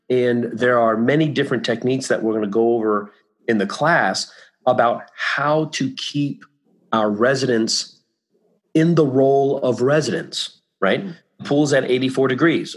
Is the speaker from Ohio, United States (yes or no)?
no; Virginia Beach, Virginia, United States; moved away as an adult; also born or lived in Ithaca, New York / Beverly Hills, California; now in Florida, United States; in Virginia Beach, my hometown